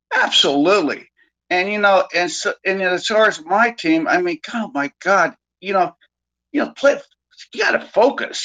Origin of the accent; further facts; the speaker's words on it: Bay Area, California, United States; I've been in the Sacramento area for a long time, and I grew up in the Bay Area.